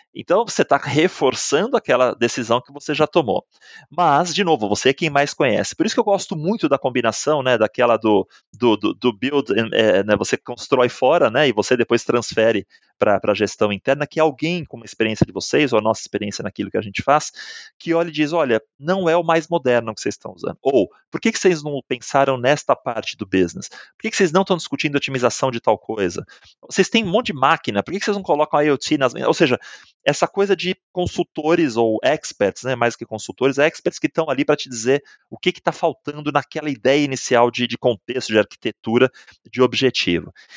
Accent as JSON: {"language": "Portuguese", "town": "Santos", "region": "São Paulo", "country": "Brazil", "tie": "born or raised there", "also_born_or_lived": "Chile / Mexico", "moved": "as an adult", "said": "morei, nasci em Santos, numa família"}